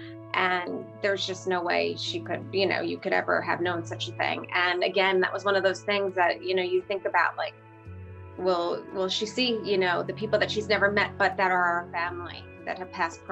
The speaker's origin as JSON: {"language": "English", "town": "Sag Harbor", "region": "New York", "country": "United States", "said": "I'm from Sag Harbor, New York"}